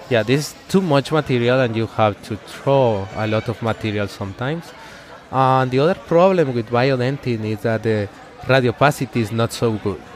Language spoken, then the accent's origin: English; Guatemala; the first op- office that I opened was in my hometown. It's a small town in Guatemala